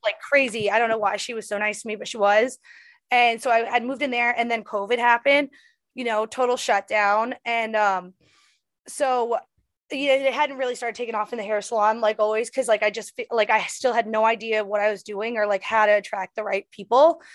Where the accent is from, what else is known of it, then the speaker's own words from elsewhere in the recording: Bangor, Maine, United States; moved away as an adult; also born or lived in Los Angeles, California; I'm going to my hometown